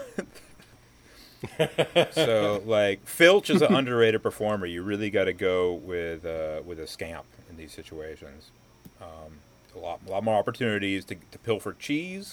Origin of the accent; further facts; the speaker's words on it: Destin, Florida, United States; now in Kyoto, Japan; when I was growing up in Destin